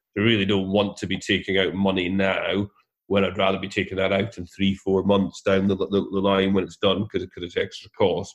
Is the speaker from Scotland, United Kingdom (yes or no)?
yes; Scotland, United Kingdom; I'm Scottish